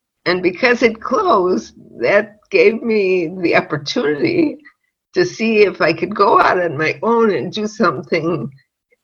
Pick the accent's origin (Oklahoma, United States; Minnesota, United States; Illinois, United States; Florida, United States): Illinois, United States; Chicago; moved away as an adult; now in Israel; I was born and raised in Chicago